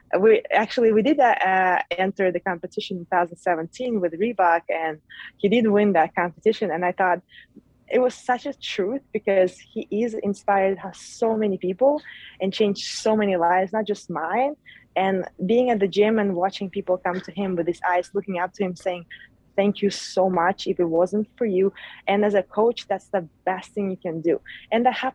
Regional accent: Uzbekistan; moved away; I grew up in Uzbekistan

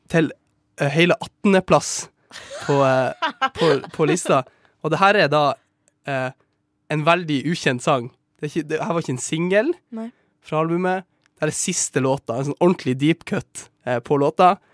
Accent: Sortland, Nordland, Norway; Hjembyen min

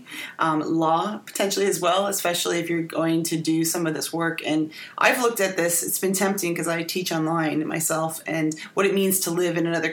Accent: Canada; a Canadian. I know this because I am one

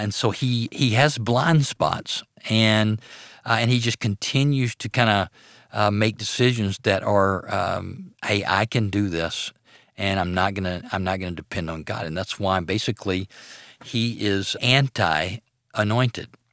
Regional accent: Arcadia, Louisiana, United States; I grew up in North Louisiana in a little town called Arcadia.

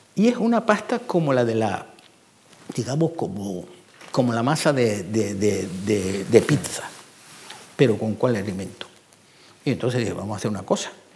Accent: Canary Islands, Spain; moved away; also born or lived in Sahara Desert; yo soy canario. Y en Canarios nos criamos con gofio

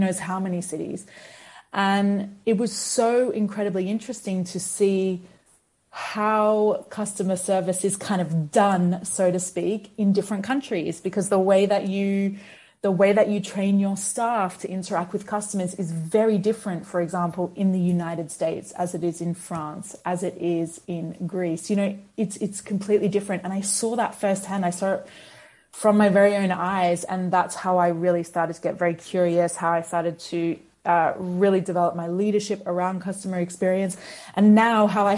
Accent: Australia; moved away; I grew up in Australia

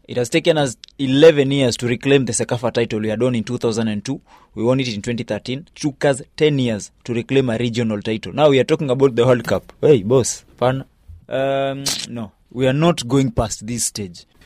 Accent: Kenya; as a Kenyan

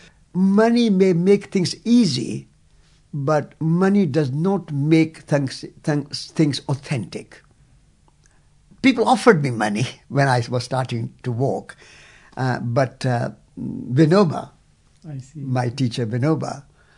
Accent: India; as an Indian

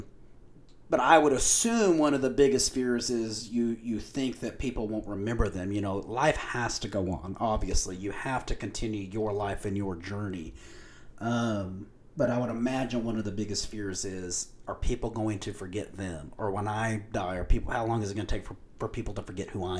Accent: Lubbock, Texas, United States; also born or lived in New Mexico; I'm from Lubbock. I've been in Lubbock my whole life.

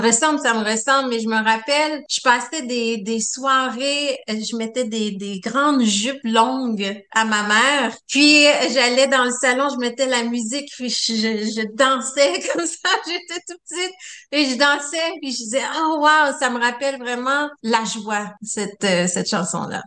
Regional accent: Sherbrooke, Quebec, Canada; also born or lived in Dominican Republic / East Angus, Quebec; je suis née en République dominicaine. D'accord. Et oui, et j'ai été adoptée, adoptée par des francophones québécois. Ah. donc, j'ai grandi à Sherbrooke.

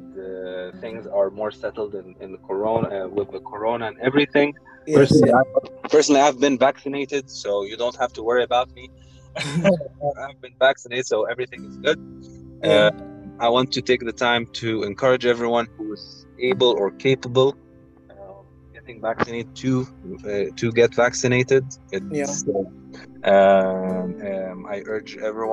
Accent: Egypt; I'm from Egypt

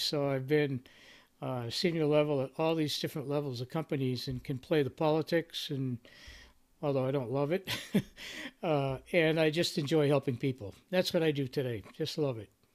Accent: Boston, Massachusetts, United States; I come from the Boston area

